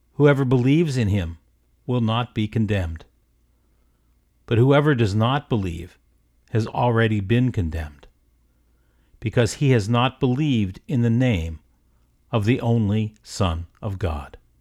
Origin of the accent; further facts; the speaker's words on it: South Florida, United States; I grew up in South Florida in the sixties and seventies